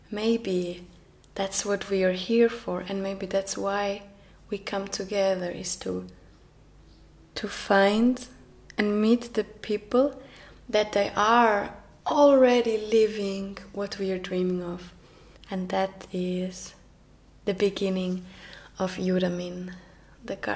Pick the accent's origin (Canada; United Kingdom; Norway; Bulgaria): Norway; first language Norwegian; English is a second language; I started to sing in my mother tongue, uh, which is Norwegian.